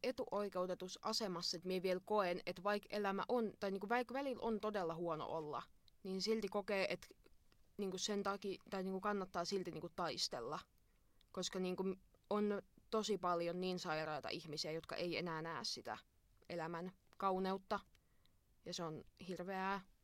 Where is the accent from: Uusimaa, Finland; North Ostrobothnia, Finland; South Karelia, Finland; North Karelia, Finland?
South Karelia, Finland; Imatra; minä olen Imatralta.